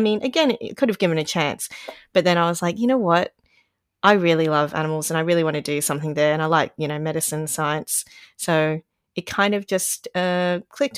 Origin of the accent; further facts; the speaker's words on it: Brisbane, Queensland, Australia; now in Sydney, Australia; I was born there and it was nice and hot and humid most of the time